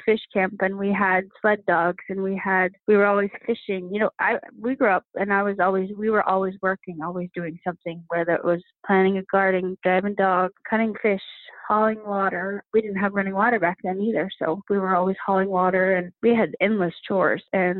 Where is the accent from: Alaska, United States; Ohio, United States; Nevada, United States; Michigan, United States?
Alaska, United States; Back when I was growing up, you know, we had one single TV in the house and it was, I want to say, one channel when I was little, really little.